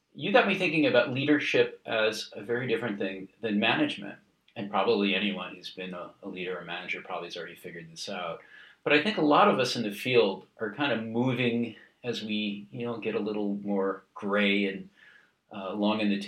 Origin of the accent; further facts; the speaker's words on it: New York, United States; we're probably both from New York